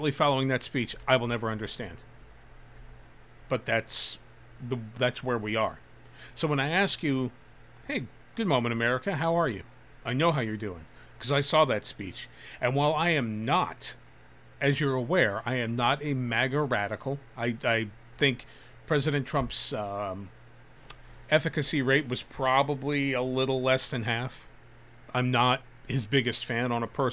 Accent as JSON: {"language": "English", "country": "United States", "said": "I'm an American host, and I'm goddamn proud of being an American"}